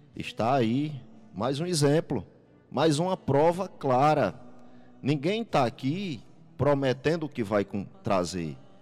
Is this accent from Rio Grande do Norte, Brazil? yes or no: yes; Jardim do Seridó, Rio Grande do Norte, Brazil; é aqui que eu vivo, é aqui que eu resido